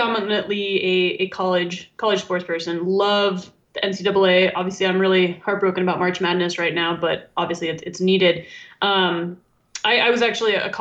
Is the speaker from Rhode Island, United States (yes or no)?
no; Arizona, United States; my home state